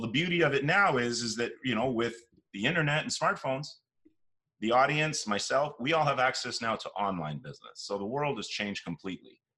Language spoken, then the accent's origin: English; Toronto, Ontario, Canada; born and raised in Toronto, whole life here